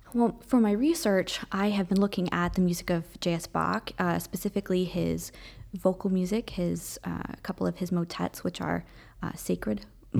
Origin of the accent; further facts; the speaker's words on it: Ohio, United States; moved away as an adult; also born or lived in Massachusetts; I'm originally from Ohio